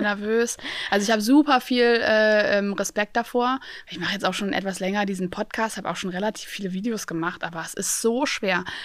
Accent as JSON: {"language": "German", "town": "Aachen", "region": "North Rhine-Westphalia", "country": "Germany", "said": "ich komme aus Aachen"}